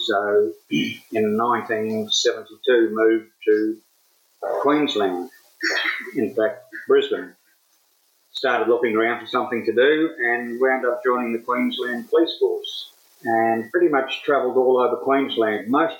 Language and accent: English; Rabaul, East New Britain, Papua New Guinea; now in Western Australia, Australia; I was born in Rabaul in New Guinea on the island of New Britain in 1949.